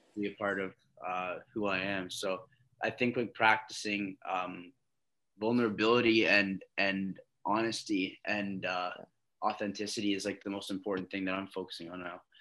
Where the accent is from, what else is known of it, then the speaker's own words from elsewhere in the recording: Canada; also born or lived in Long Island, New York, United States / Oklahoma City, United States; So I moved back here when I was like eight um, from New York to Canada. That was my first time living in Canada. I did like all my high school here